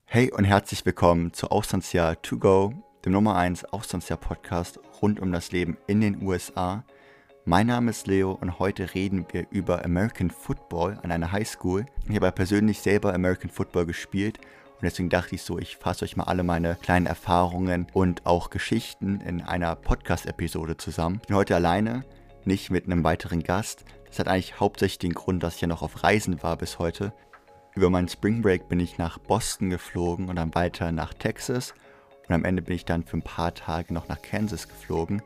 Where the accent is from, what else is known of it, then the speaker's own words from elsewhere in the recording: Germany; ich bin Deutscher